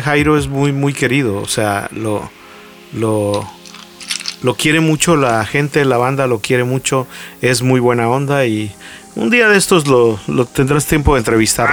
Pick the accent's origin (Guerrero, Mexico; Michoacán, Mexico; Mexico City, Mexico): Guerrero, Mexico; Acapulco; moved away as an adult; now in Tijuana, Mexico; yo soy originario de Acapulco, yo nací en Acapulco, pero llegué por azares del destino aquí por trabajo a Tijuana